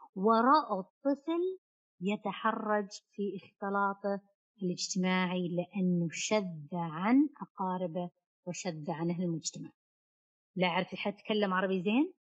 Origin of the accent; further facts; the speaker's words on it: Saudi Arabia; عندنا في السعوديه